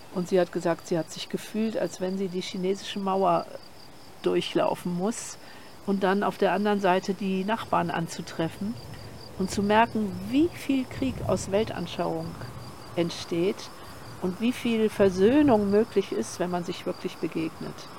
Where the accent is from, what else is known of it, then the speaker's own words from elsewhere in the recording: Germany; now in Portugal; wir sind ja Deutsche mhm. und ich bin in der Nachkriegszeit aufgewachsen